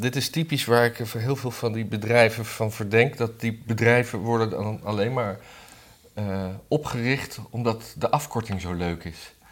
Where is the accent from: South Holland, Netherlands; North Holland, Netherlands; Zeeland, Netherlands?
North Holland, Netherlands; Blaricum; moved away